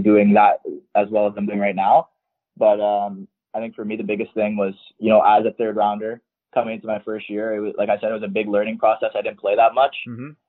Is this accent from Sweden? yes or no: no; Vaughan, Ontario, Canada; I'm actually from Vaughan, Ontario